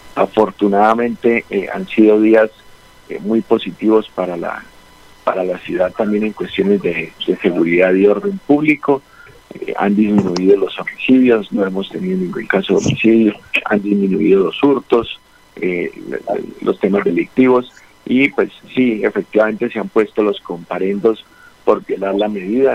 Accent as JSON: {"language": "Spanish", "town": "Bucaramanga", "region": "Santander", "country": "Colombia", "said": "yo soy de Bucaramanga"}